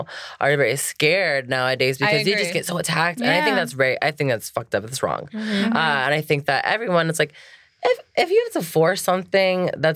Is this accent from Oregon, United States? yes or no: no; Florida, United States; I'm from Florida, grew up on a farm